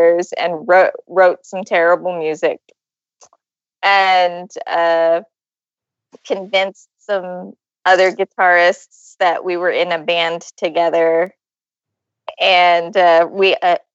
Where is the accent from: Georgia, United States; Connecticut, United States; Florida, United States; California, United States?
California, United States; Ventura County; I'm from Ventura County.